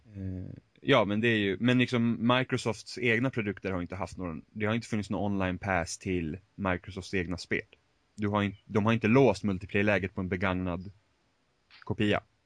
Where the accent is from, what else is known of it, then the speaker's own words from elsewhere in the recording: Finland; Swedish is a second language; jag är finne